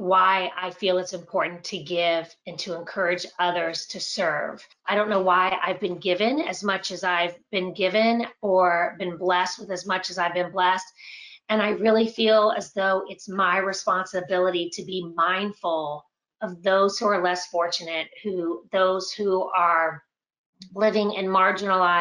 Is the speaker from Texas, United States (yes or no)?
no; Winter Park, Florida, United States; I grew up here in Winter Park, and I am the youngest of five